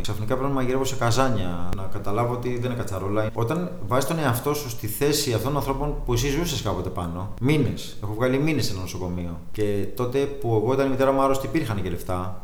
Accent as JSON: {"language": "Greek", "town": "Piraeus", "region": "Attica", "country": "Greece", "tie": "born or raised there", "also_born_or_lived": "Canada", "said": "Έχω μεγαλώσει Πειραιά, γεννήθηκα Καναδά."}